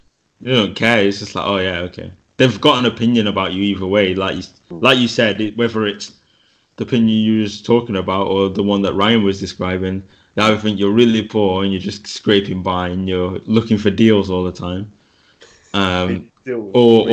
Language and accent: English; United Kingdom; I'm actually a British student